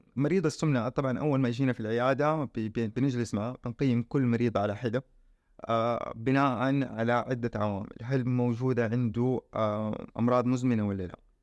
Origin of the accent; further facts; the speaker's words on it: Saudi Arabia; عندنا في السعوديه